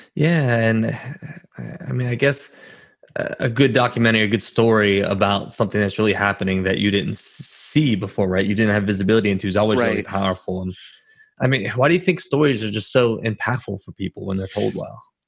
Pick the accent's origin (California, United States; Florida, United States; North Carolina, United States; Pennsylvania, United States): Pennsylvania, United States; Pittsburgh; moved away; I'm from Pittsburgh originally, born and raised there